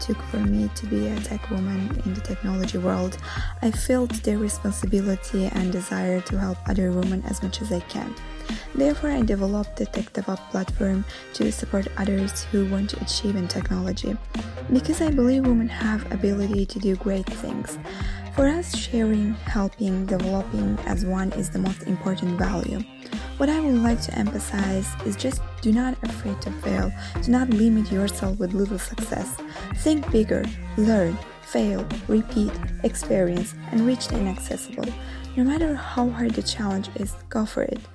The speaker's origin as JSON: {"language": "English", "country": "Azerbaijan", "moved": "yes", "lives_now": "Rome, Italy", "said": "I am living in Rome, originally I am from Azerbaijan"}